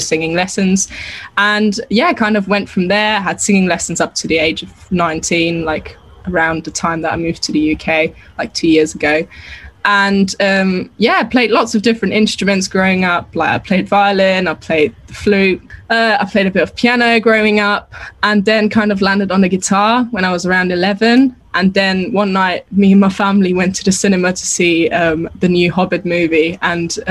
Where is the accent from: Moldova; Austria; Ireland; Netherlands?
Austria; English is a second language; moved away; I'm actually from Austria and I grew up over there